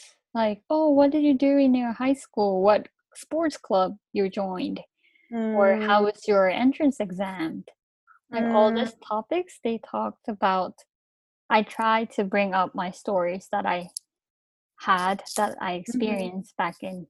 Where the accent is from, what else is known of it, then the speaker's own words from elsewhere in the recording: Thailand; now in Japan; During my time in Thailand, I grew up in Japanese neighborhood, learning mm-hmm. Japanese culture, speaking mm-hmm. Japanese.